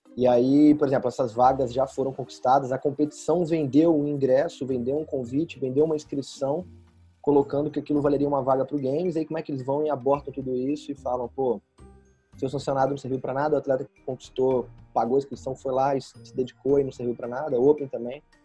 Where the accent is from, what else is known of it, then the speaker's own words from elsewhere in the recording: Volta Redonda, Rio de Janeiro, Brazil; moved away as an adult; now in São Paulo, Brazil; Eu sou do Rio, do interior do Rio, Volta Redonda. E aí vim para São Paulo em 2012 e desde então estou no estado de São Paulo